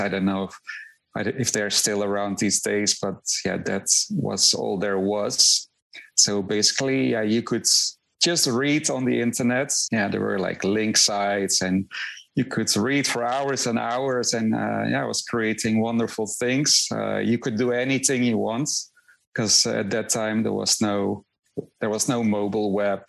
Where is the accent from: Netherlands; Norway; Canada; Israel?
Netherlands; moved away as an adult; also born or lived in Rotterdam; now in Miami, United States; I'm originally from the Netherlands, so uh, I, I, yeah I lived in uh, in Rotterdam